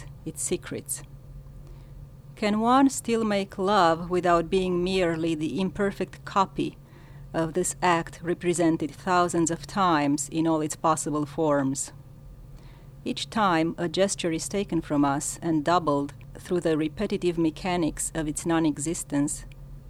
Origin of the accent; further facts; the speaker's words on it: Romania; first language Romanian; English is a second language; moved away as an adult; now in United States; as you can tell from my accent. My first language is Romanian